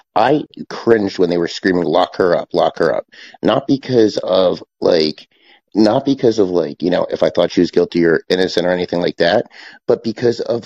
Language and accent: English; United States; as an American